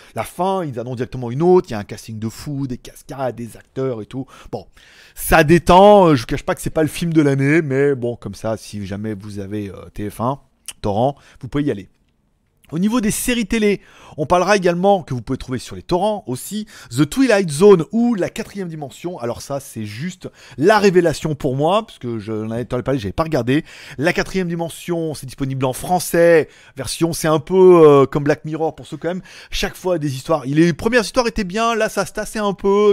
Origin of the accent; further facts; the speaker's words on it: France; chez nous en France